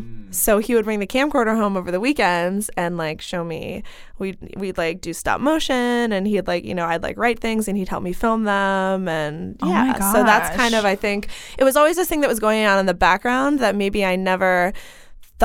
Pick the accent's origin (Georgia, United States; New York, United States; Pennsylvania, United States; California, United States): Pennsylvania, United States; Clarion; I grew up in Western Pennsylvania, a really small town called Clarion